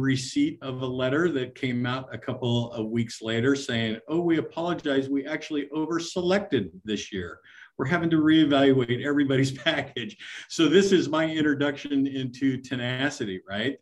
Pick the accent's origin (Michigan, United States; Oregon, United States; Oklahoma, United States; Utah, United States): Oregon, United States; I'm from originally the West Coast, right? Grew up in a small town out in the state of Oregon, and a very tiny town, Isabel